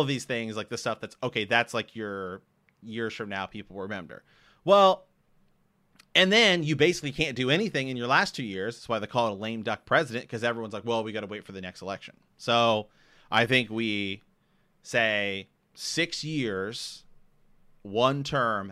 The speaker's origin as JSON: {"language": "English", "region": "Ohio", "country": "United States", "said": "I'm from Ohio"}